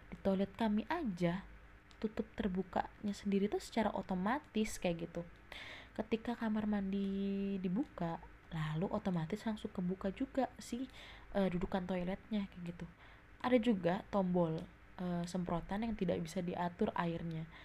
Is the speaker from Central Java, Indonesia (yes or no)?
no; Jakarta, Indonesia; also born or lived in East Java; oh iya gue dari Jawa Timur tapi gue gede di Jakarta